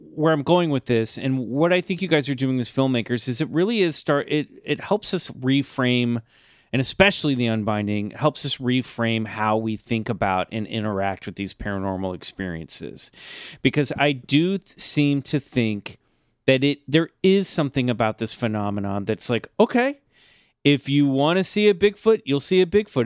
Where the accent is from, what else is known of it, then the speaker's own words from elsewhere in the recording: Kansas City, United States; moved away; my hometown of Kansas City